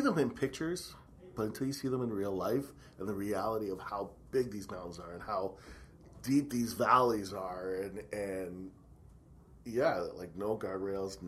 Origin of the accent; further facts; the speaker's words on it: Mississauga, Ontario, Canada; moved away as an adult; now in Kelowna, Canada; I was born and raised in Mississauga, so just outside of Toronto, which is now a part of Toronto. Spent my first 19 years there